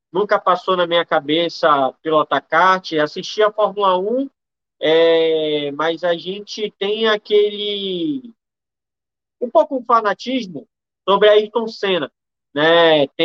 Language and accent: Portuguese; Amazonas, Brazil; Eu sou aqui do Amazonas, numa parte da região norte.